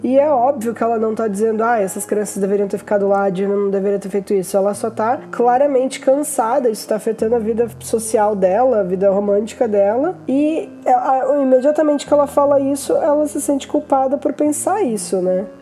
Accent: Brazil; nós somos brasileiros

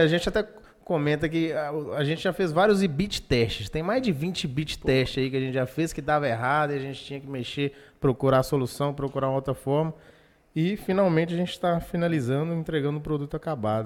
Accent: Pirapora, Minas Gerais, Brazil; now in Governador Valadares, Brazil; sou nascido em Pirapora, outra cidade quente pra danar

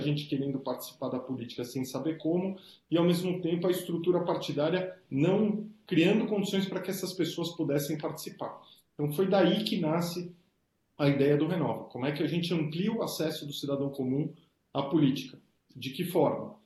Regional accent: Brazil; Como brasileiro, como qualquer brasileiro

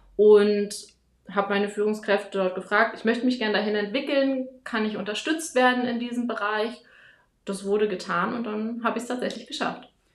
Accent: Germany; moved away as an adult; now in Wiesbaden, Germany; ich komme hier aus Wiesbaden, zumindest lebe ich hier seit zehn Jahren, komme eigentlich aus der Nähe von Berlin.

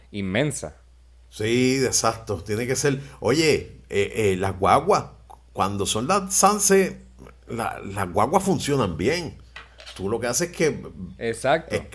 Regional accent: Puerto Rico; oye, a Puerto Rico no se le puede sacar más nada, porque no se puede perder de perspectiva de que somos una isla pequeña, no tenemos muchos recursos para vender, para exportar.

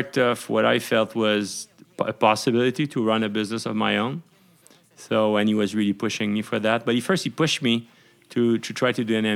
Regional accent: Montreal, Quebec, Canada; also born or lived in Laval; I was born in Montreal

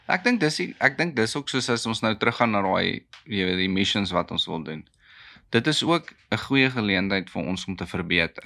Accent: South Africa; ek is 'n boer, ek is 'n Suid-Afrikaner, ek is 'n Afrikaner

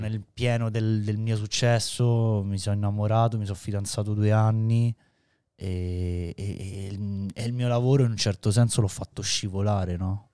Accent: Rome, Lazio, Italy; noi veniamo da Roma

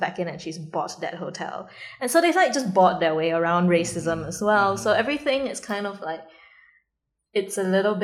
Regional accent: Singapore; I am the sort of Singaporean

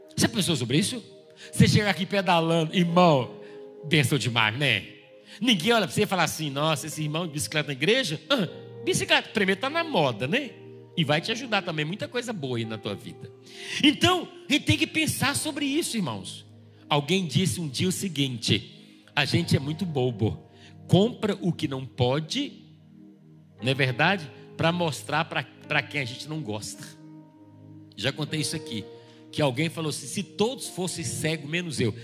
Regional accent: Brazil; a gente é brasileira

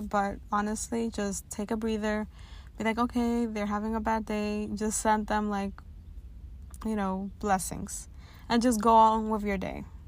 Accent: New York City, New York, United States; I'm a young, proud, first generation Latina born and raised in Washington Heights

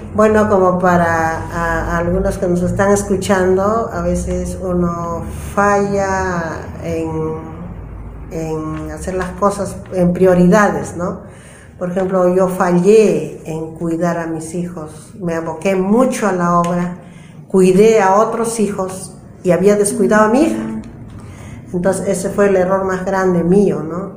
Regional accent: a place far from the city of Cusco, Peru; mi tierra era lejos a la ciudad del Cusco, entonces solamente la universidad había en el Cusco y en mi tierra no había, entonces teníamos que dejar mi tierra de todas maneras y venir al departamento de Cusco para estudiar.

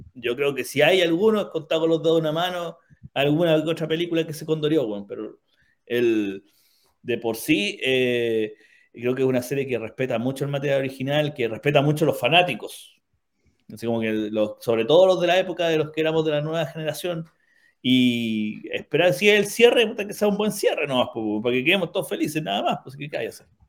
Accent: Chile; como buenos ingleses putativos, que somos los chilenos

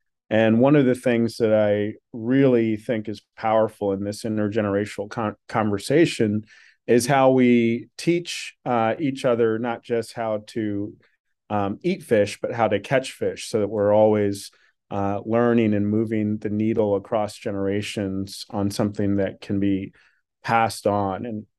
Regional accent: Washington, District of Columbia, United States; I grew up in Washington, D.C.

